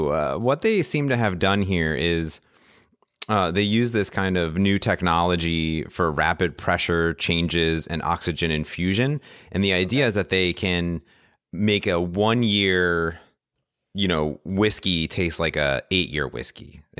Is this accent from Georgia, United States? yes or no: no; Cleveland, Ohio, United States; I'm from Cleveland. Right. I'm allowed to make statements about Cleveland.